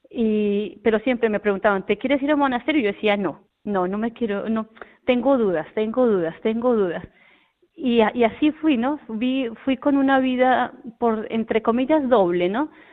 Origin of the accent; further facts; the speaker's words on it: Colombia; now in El Puerto de Santa María, Spain; nosotros somos de Colombia, de muy cerca de la capital, de Bogotá, que se llama un, pueblito, eh, que se llama Huaté